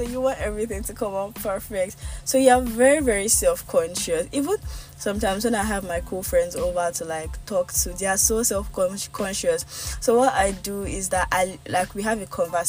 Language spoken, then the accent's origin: English; Nigeria; accent: Yoruba; my Yoruba accent comes out